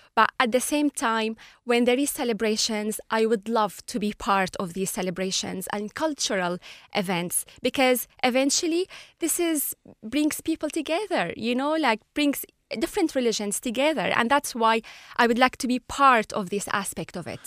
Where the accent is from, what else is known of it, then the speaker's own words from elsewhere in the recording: Latakia, Latakia Governorate, Syria; moved away as an adult; now in Ireland; I was born in Latakia, um, a Mediterranean city near Turkish borders.